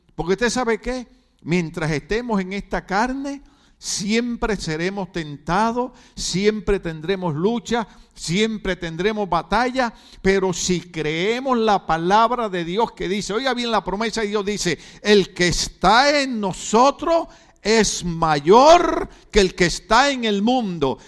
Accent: Puerto Rico; moved away as an adult; now in California, United States; yo soy puertorriqueño

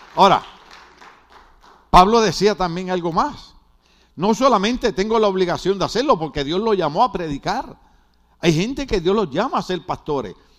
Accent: Puerto Rico; como los boricuas hablamos tan raro

